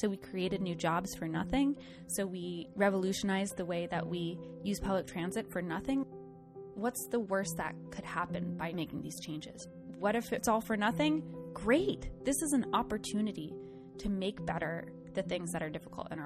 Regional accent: southern Rhode Island, United States; moved away; I'm from this really small town in southern Rhode Island. It's about 5,000 people. I spent a lot of time growing up outside in the natural world. And every time I went home to my hometown

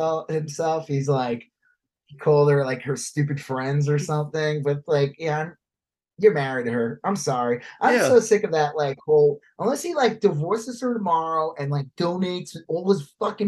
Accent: Long Island, New York, United States; also born or lived in Texas; I never met more racist people than I did growing up in Long Island.

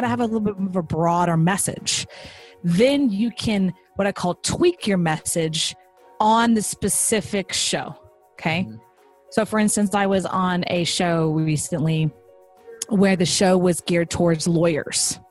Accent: Texas, United States; I'm from Texas.

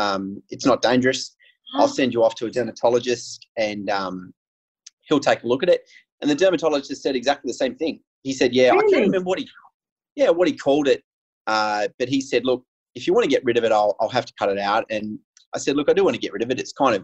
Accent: Australia; I grew up in a small town near the coast. So when I say I grew up, my family and I moved around a lot

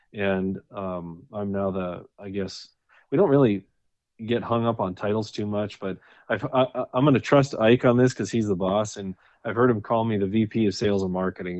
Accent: North Dakota, United States; moved away as an adult; now in Wyoming, United States; I was born and raised in North Dakota and, uh, lived there until I was thirty-three, until I, until we moved here to, uh, to Wyoming.

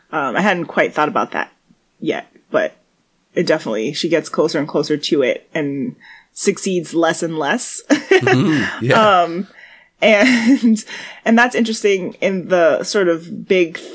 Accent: New York City, New York, United States; I'm a New Yorker

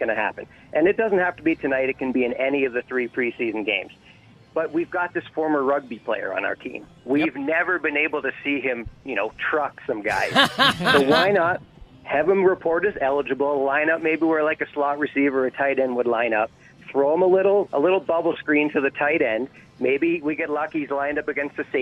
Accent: Western Canada, Canada; I still consider myself from Western Canada, okay? So I'm from Western Canada.

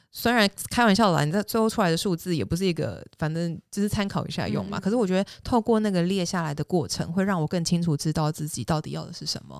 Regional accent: Taiwan; moved away as an adult; also born or lived in Singapore; now in United States; 我是一个土生土长在亚洲长大的人

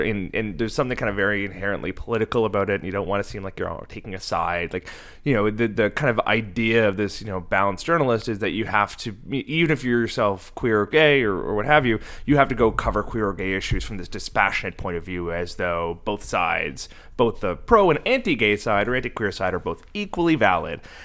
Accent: Cape Breton, Nova Scotia, Canada; moved away; I grew up in Cape Breton on the East Coast, and there was no queer community there

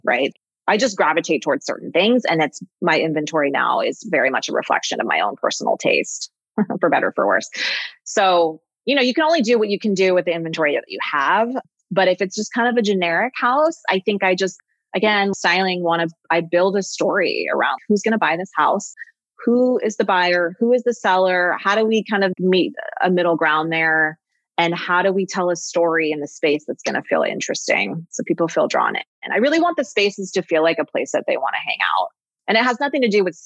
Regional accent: Los Angeles, California, United States; I grew up in Los Angeles and the whole Laurel Canyon thing and music

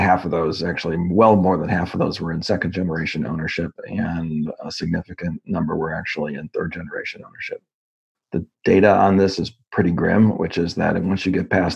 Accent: Northbrook, Illinois, United States; Northbrook, Illinois, which was the town I grew up in. I spent almost all my years in Northbrook until college.

